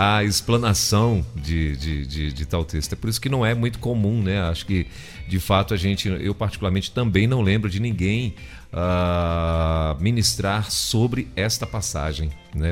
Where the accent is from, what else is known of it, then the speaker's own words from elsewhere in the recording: Brazil; eu nasci no, no Brasil